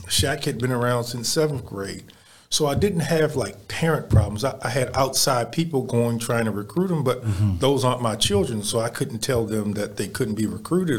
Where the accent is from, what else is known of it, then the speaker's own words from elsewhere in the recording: Baltimore, Maryland, United States; now in Houston, United States; I come from Baltimore